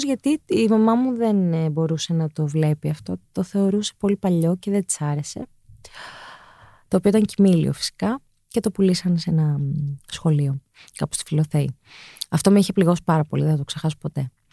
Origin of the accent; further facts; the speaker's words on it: Athens, Attica, Greece; also born or lived in Cholargos; Γεννήθηκα ε, σε ένα μευτήριο το Ήρα, στο Χολαργό. Ναι. Ε, μεγάλωσα στο Παγκράτη.